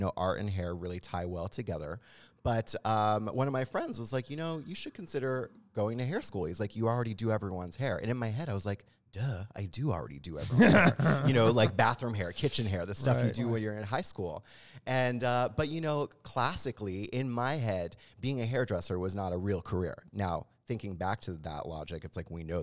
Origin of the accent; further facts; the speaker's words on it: Halifax, Nova Scotia, Canada; moved away as an adult; also born or lived in Toronto; I'm actually from Canada originally, from Halifax, the east coast of Canada. Was where I grew up.